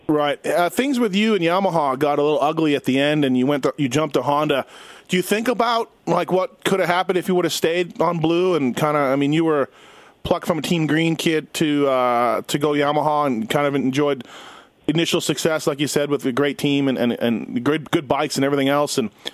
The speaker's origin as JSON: {"language": "English", "country": "Canada", "said": "I'm Canadian"}